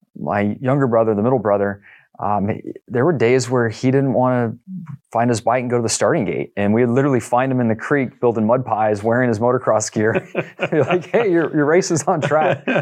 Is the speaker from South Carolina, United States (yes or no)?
no; El Cajon, California, United States; where I grew up in El Cajon was really kind of at the edge of, um, development at that point in time